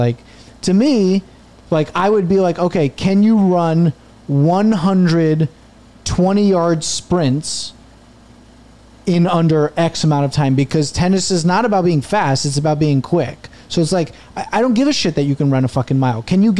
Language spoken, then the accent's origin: English; New Jersey, United States; born or raised there